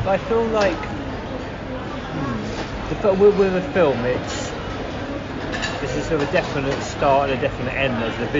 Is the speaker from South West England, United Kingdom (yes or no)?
no; Carshalton, London, United Kingdom; I grew up in Greater London.